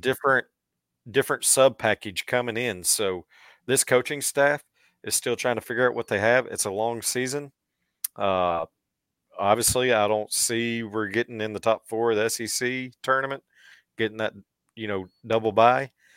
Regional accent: Seneca, Missouri, United States; my hometown school, so, uh, shout out Seneca

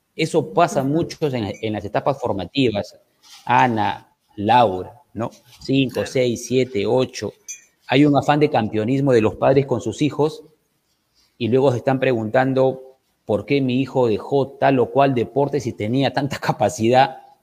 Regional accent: Trujillo, La Libertad, Peru; yo soy de Trujillo

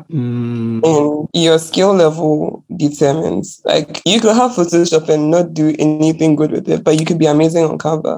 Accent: Ghana; I was born in Ghana, grew up in Ghana

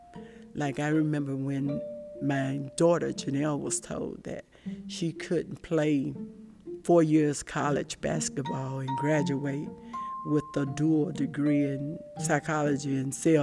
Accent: Shellman, Georgia, United States; I grew up in Randolph County, Georgia

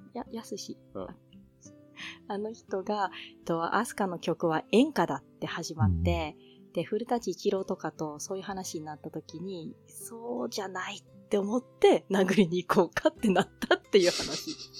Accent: Tohoku, Japan; 私は、あの、東北の雪国で育った

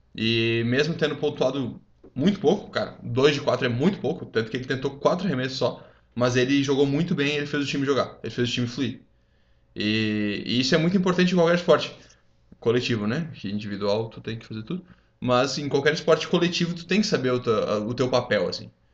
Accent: Rio Grande do Sul, Brazil; moved away; eu fui ter é. contato com isso quando eu saí do Rio Grande do Sul, porque, mano, pra gente no Rio Grande do Sul isso não é comum

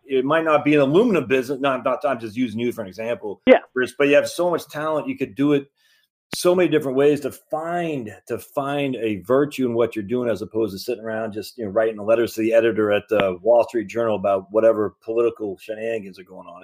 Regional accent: Maine, United States; moved away; I'm from Maine originally

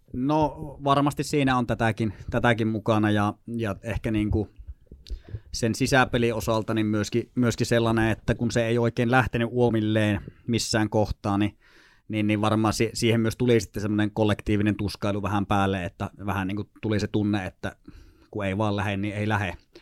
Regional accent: Sotkamo, Kainuu, Finland; moved away as an adult; also born or lived in Lapland / Tornio; now in Joensuu, Finland; niin siellä kuitenkin semmoisen reilu parikymmentä vuotta Kainuussa eleilin ensi Sotkamossa armeija ikään asti

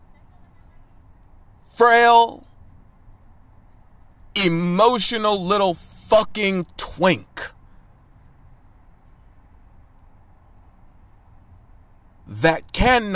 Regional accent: United States; I was born in the United States of America

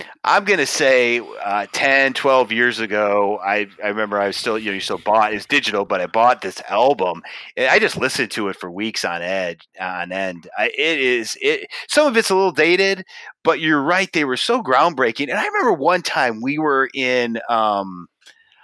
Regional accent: United States; being an American

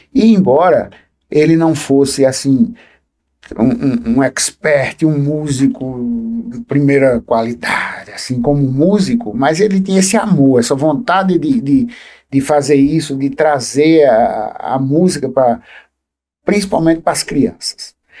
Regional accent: Livramento, Paraíba, Brazil; also born or lived in Água Branca, Paraíba; eu cheguei em livramento com 5 anos de idade, tanto é que eu me considero filho de livramento e filho de Água Branca

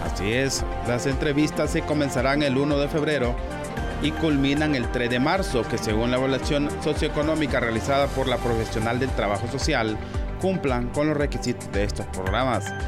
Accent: Honduras; nos identifica como hondureños

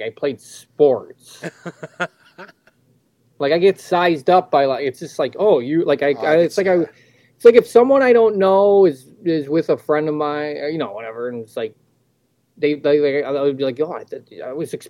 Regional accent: Ireland; No one knows what the I'm Irish.

